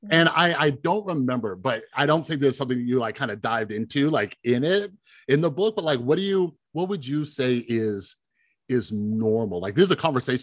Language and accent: English; then Las Vegas, California, United States; now in Las Vegas, United States; I grew up in California and then Las Vegas